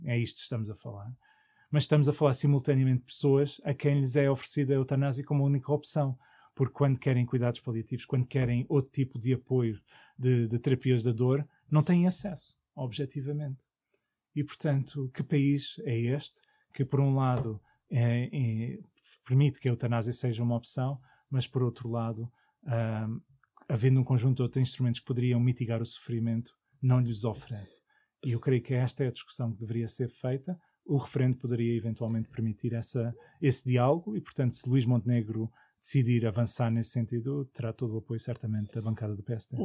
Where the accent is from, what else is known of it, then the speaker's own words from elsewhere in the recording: Portugal; como português